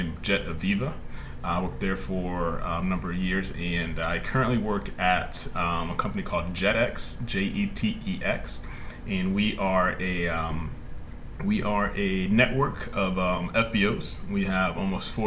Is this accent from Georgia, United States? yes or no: yes; Fayetteville, Georgia, United States; I'm from Fayetteville, Georgia. It's a small town just about 20 minutes south of the city